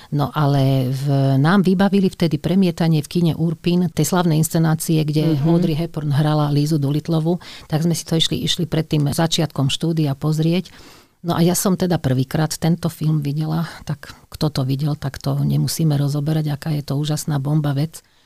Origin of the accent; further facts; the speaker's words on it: Radošovce, Trnava Region, Slovakia; also born or lived in Skalica; ja som sa narodila v Skalici, že pochádzam z Radošoviec